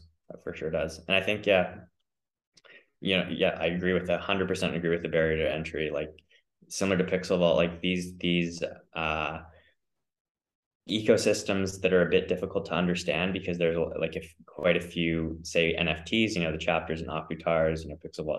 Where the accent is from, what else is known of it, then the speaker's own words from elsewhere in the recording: Canada; also born or lived in Australia; I am from Canada. I was born there and my dad is a Canadian, my mom is an Aussie. So I kind of spent time growing up between the two countries.